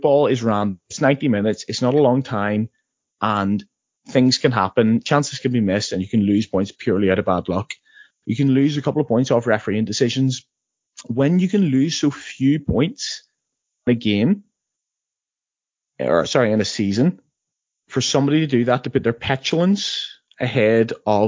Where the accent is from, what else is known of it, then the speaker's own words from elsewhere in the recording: Northern Ireland, United Kingdom; I had to learn this as a maths teacher in England, but I'm from Northern Ireland.